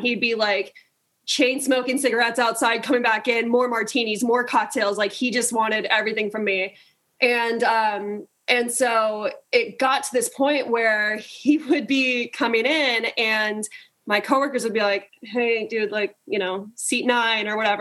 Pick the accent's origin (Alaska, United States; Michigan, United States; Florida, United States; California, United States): California, United States; growing up in California